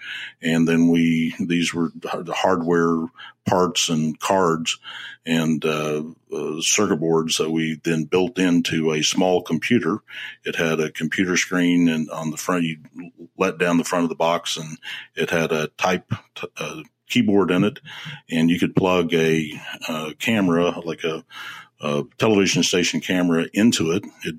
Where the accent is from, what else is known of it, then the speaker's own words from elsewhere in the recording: Midwest, United States; Yes, I'm a Midwesterner, but my father was a fighter pilot and in the military, and we traveled and were at many places in my young life.